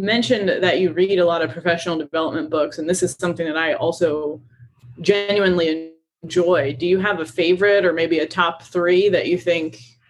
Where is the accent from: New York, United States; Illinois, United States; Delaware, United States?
Delaware, United States; moved away as an adult; also born or lived in North Carolina; I'm originally from Delaware, and I had never lived in the South.